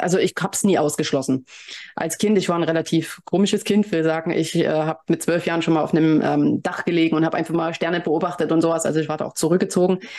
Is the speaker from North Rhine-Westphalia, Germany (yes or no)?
no; Leipzig, Saxony, Germany; ich komme ja aus Leipzig